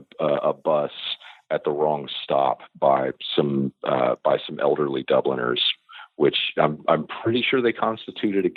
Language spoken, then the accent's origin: English; United States; I'm an American